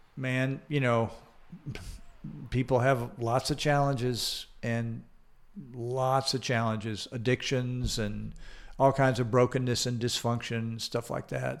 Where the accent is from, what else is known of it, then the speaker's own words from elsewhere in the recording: Atlanta, Georgia, United States; accent: Southern; now in Des Moines, United States; I grew up in Atlanta, Georgia